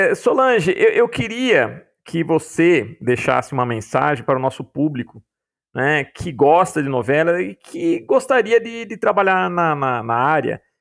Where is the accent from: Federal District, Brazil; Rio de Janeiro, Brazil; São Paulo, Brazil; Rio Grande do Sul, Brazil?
São Paulo, Brazil; Piracicaba; born there; Olha só, aqui a, a, a, Piracicaba é a terra de onde eu vim, né?